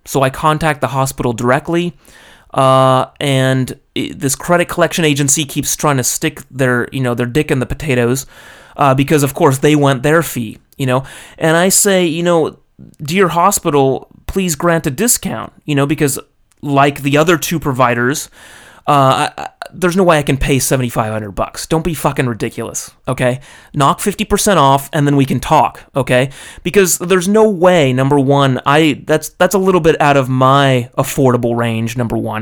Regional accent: United States; moved away as an adult; now in Japan; I'm in, uh, my own country. I speak the language. I'm with my family. I got a support network. You know, I'm in my hometown

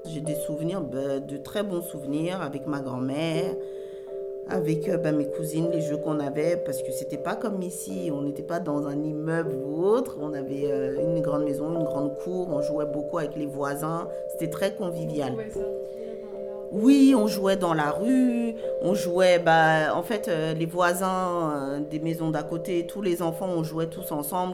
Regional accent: Cameroon; moved away; chez moi en Afrique ou précisément au Cameroun

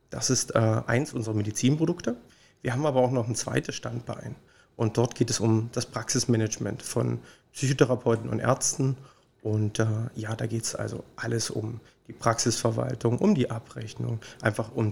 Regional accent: Magdeburg, Saxony-Anhalt, Germany; Ich bin Magdeburger Kind

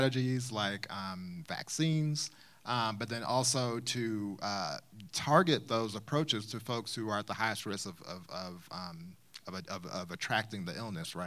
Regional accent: Houston, Texas, United States; moved away as an adult; also born or lived in Kentucky; now in Louisville, United States; I was born in Houston, Texas, actually. Grew up there pretty much through until the end of high school, and came to Kentucky

